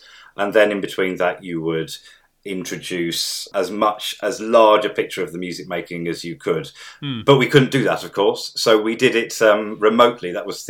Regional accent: Midlands, United Kingdom; But of course, I grew up in the Midlands

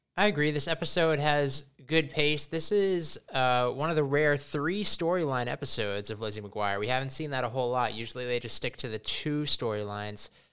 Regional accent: Massachusetts, United States; we come from Massachusetts

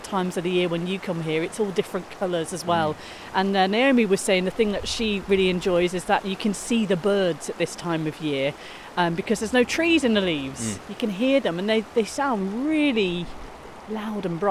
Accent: Coventry, West Midlands, United Kingdom; I grew up in Coventry, inner city

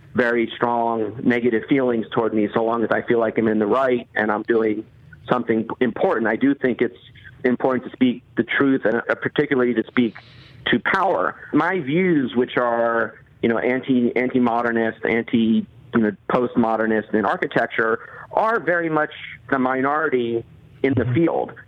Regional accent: outside Baltimore, Maryland, United States; where I grew up outside Baltimore

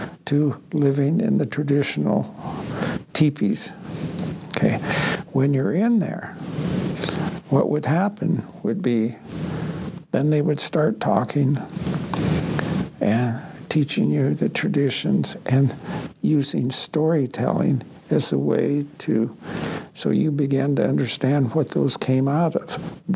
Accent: Blackfeet Reservation, next to the Canadian border, east slope of the Rockies, Montana, United States; moved away; Back home, I'm from the Blackfeet tribe, right next to the Canadian border, east slope of the Rockies.

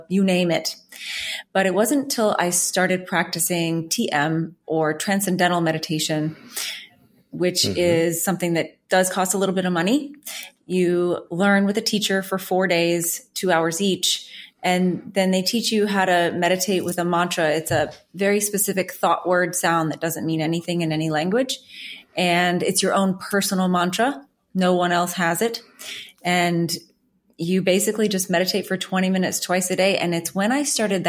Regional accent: New Orleans, Louisiana, United States; I'm originally from New Orleans

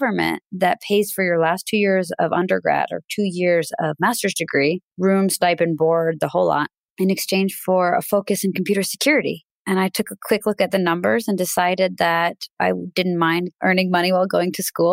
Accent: Russia; now in United States; originally from Russia. I was born in the Soviet Union.

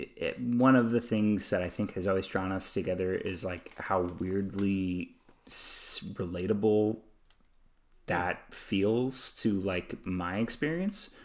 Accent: United States; being an American, growing up in American cultural systems

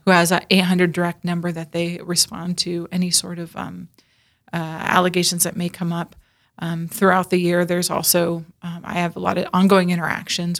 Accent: Northern California, United States; moved away as an adult; now in Sioux Falls, United States; I was born and raised in Northern California

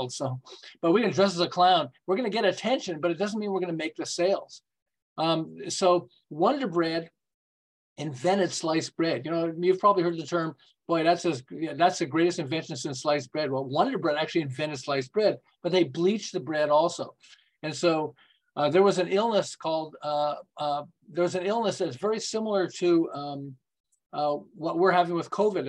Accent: Montreal, Quebec, Canada; moved away as an adult; now in Southern California, United States; I'm from Montreal, and then about 35 years ago, we moved to California

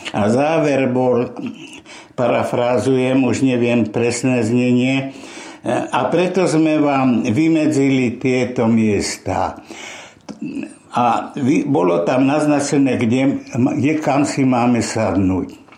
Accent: Nitra, Nitra Region, Slovakia; also born or lived in Topoľčany / Nové Zámky; Vyrastal som v mimoriadne šťastnej rodine, to znamená moje detstvo, prežité, hlavne v Nitre, bolo veľmi šťastné

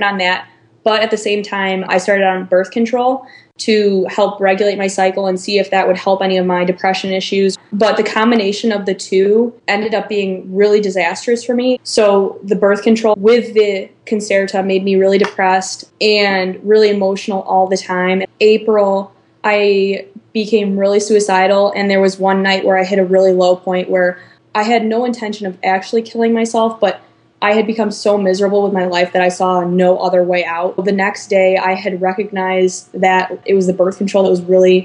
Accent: Chicago suburbs, Illinois, United States; moved away as an adult; now in Iowa City, United States; I'm from the Chicago suburbs, but I go to school in Iowa City, Iowa at the University of Iowa

